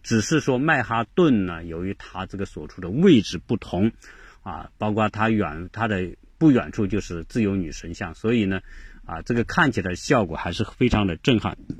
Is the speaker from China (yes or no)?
yes; China; 我们中国人，很多人并不太知道这个人